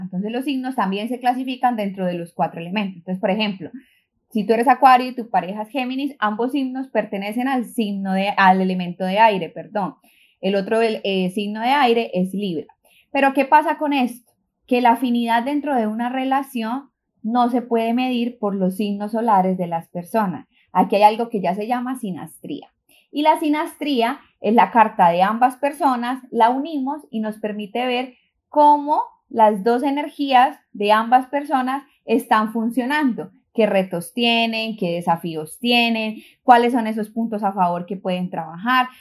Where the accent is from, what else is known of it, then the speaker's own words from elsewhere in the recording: Colombia; moved away as an adult; now in New York, United States; soy de Colombia, llevo ocho años viviendo en New York